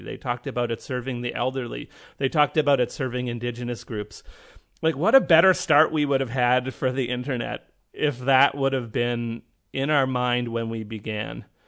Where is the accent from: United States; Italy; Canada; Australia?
Canada; I'm Canadian